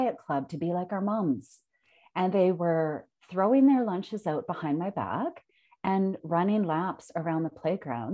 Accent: Consort, Alberta, Canada; I grew up in Concert, Alberta

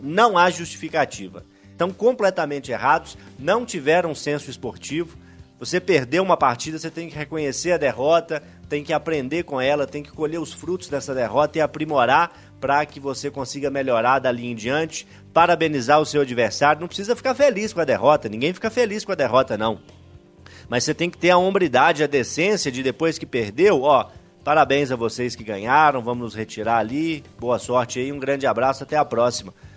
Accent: Urucânia, Minas Gerais, Brazil; sou de Urucânia, cidade ali na Zona da Mata, mais precisamente sou do distrito de Cardosos, tenho muito orgulho de ter nascido lá.

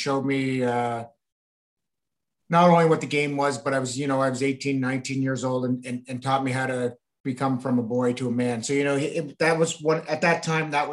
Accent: the Maritimes, Canada; I was from the Maritimes

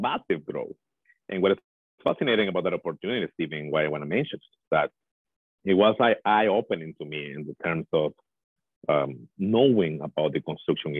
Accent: El Salvador; moved away as an adult; now in Edmonton, Canada; I'm originally from El Salvador, Central America. I moved to Canada 16 years ago, actually, and I call Edmonton home now.

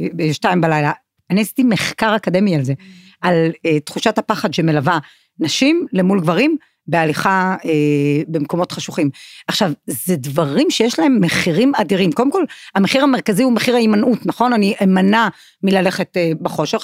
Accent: Kiryat Malakhi, Southern District, Israel; משום שגדלתי בקריית מלאכי

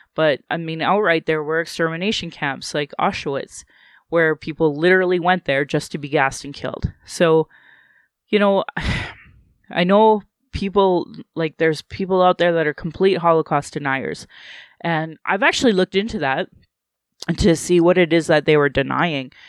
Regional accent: Calgary, Alberta, Canada; here in Calgary

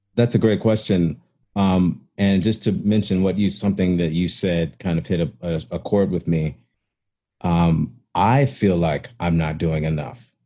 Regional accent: Chicago, Illinois, United States; moved away; also born or lived in Cincinnati; I grew up in Chicago too

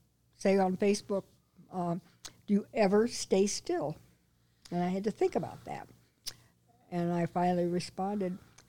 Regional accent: Illinois, United States; born or raised there; also born or lived in Colorado

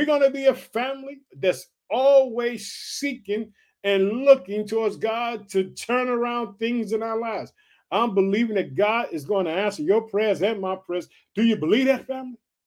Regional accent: Illinois, United States; the state of Illinois, which is my home state. Guess what? I reside in the state of Illinois

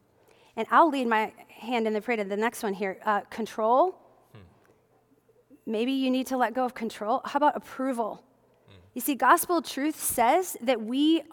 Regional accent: Midwest, United States; growing up in the Midwest, as many of you know, I grew up in the Midwest

